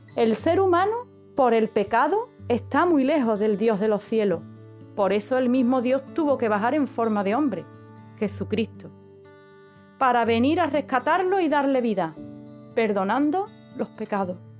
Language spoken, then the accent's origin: Spanish; Andalusia, Spain; como buena andaluza que soy, por los cuatro costados